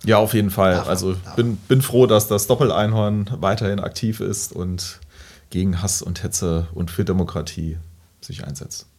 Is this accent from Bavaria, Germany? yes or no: no; Hasborn, Saarland, Germany; ich komme ja aus Hasborn